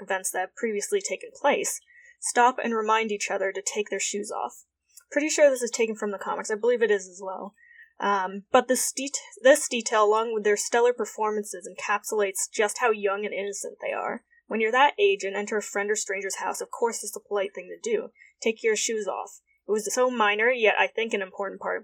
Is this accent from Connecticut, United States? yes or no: yes; Connecticut, United States; also born or lived in Southern Vietnam; Connecticut, where around my hometown area